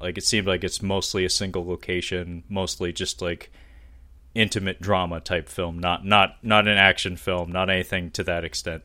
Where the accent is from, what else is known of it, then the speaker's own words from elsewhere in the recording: Seattle, Washington, United States; I'm born and raised in Seattle